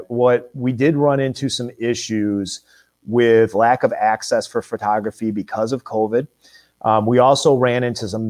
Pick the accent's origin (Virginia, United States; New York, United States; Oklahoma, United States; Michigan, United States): Michigan, United States; I grew up in Michigan